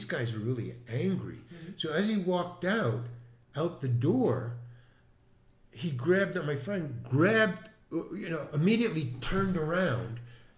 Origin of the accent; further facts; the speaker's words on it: Far Rockaway, New York, United States; Far Rockaway, Long Island.